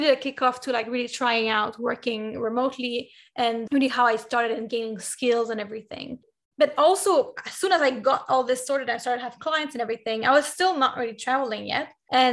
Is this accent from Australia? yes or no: no; Canada; I'm Canadian, and where I'm from in Canada